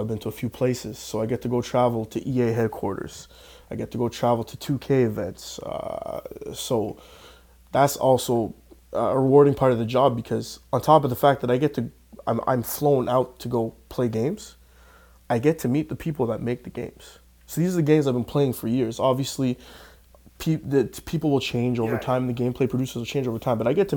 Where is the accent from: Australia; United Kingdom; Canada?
Canada; I'm in Canada. I'm a Canadian guy.